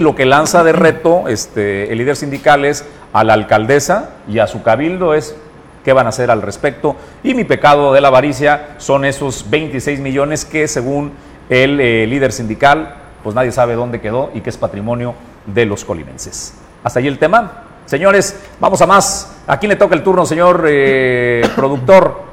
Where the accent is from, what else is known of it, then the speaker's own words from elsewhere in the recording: Mexico; vivimos en el pueblo de México como mexicano